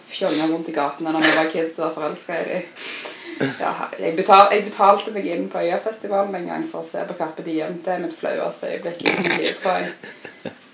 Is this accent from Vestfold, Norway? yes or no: no; Oslo, Norway; now in Stavanger, Norway; jeg er oppvokst i Oslo